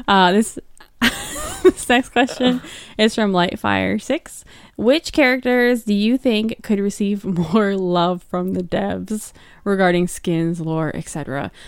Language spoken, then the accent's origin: English; Toms River, New Jersey, United States; I I grew up across the bridge from Seaside Heights, by the way, where they shot Jersey Shore